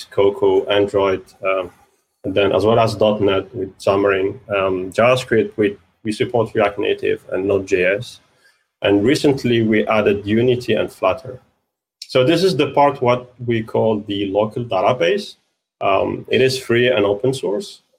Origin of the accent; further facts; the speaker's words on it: London, United Kingdom; I'm from London